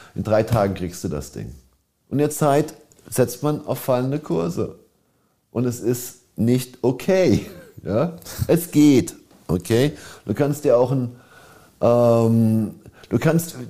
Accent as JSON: {"language": "German", "country": "Germany", "said": "ich bin ein Deutscher"}